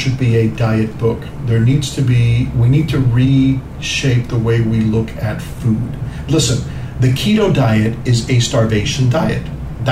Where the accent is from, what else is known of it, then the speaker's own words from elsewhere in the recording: New York, United States; also born or lived in Cuba / New Jersey; I grew up in New York, you know, and New Jersey